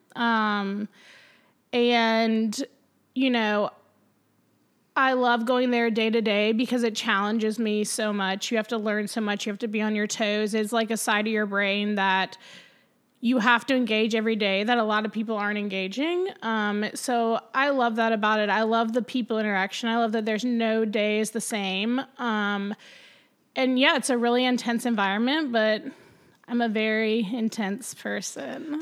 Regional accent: Greenville, South Carolina, United States; also born or lived in Clemson, South Carolina; now in Charleston, United States; I am a South Carolina born and bred. I was born in Greenville

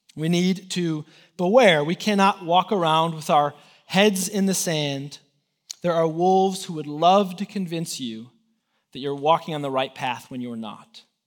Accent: Chicago, Illinois, United States; moved away as an adult; now in Texas, United States; I'm from Chicago. I, uh, I went to college there

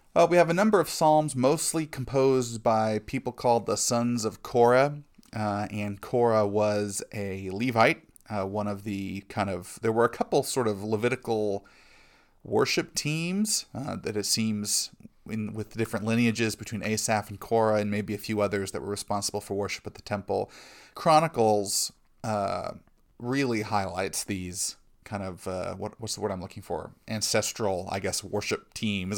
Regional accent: United States; as American Christians

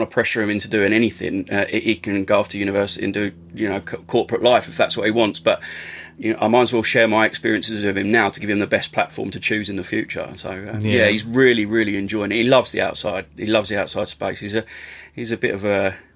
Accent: Essex, East of England, United Kingdom; as a young lad growing up in Essex

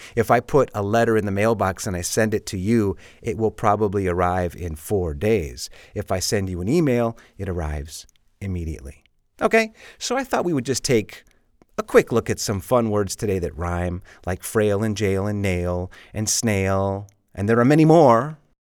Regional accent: Chicago, Illinois, United States; moved away as an adult; now in Madrid, Spain; I'm from Chicago, and when I was a kid, it would hail all the time

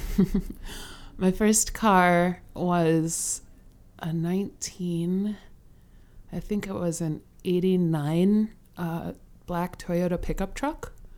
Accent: Kenosha, Wisconsin, United States; moved away as an adult; now in Chicago, United States; I'm from Kenosha, Wisconsin, which is, I live in Chicago now

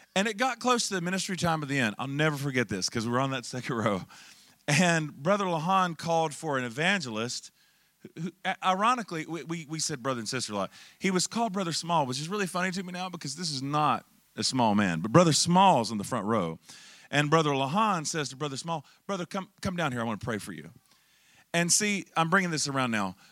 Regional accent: Charlotte, North Carolina, United States; I'm originally from Charlotte, North Carolina

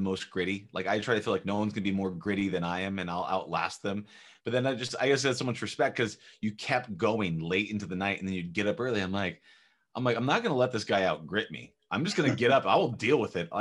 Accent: Orange County, Southern California, United States; I'm from California

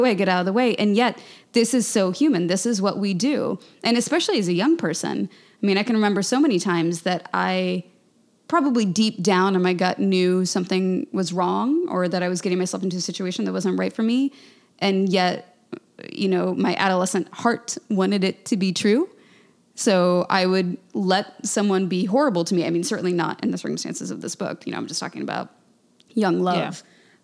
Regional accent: Lawrence, Kansas, United States; I grew up in Lawrence, Kansas, and my father was the chancellor there

